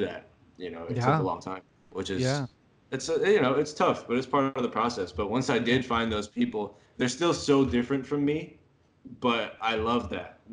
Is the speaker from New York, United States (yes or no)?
yes; New York, United States; moved away as an adult; now in Manila, Philippines; I'm from New York